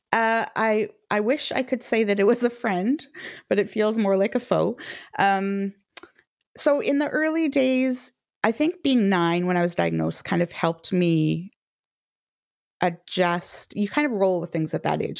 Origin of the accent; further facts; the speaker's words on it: Canada; now in United Kingdom; I'm a Canadian living in the U K